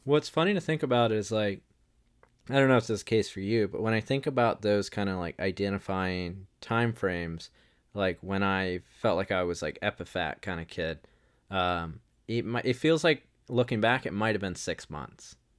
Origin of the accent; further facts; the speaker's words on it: Wilmington, North Carolina, United States; I grew up in Wilmington, North Carolina